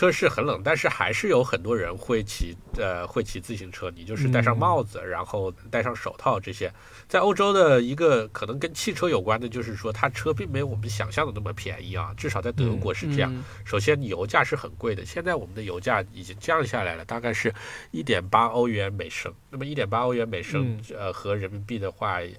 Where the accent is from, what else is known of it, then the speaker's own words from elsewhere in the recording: Hunan, China; also born or lived in Beijing / Shanghai / Guangzhou / Changchun; now in Germany; 比如说我们家是湖南的，所以那我在湖南长期生活过。后来我又在北京、上海、广州都长期生活过，而且我在长春也长期生活过